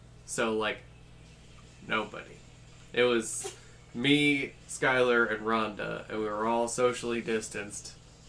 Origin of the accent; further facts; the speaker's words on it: Augusta, United States; Growing up in Augusta, I've always hated it.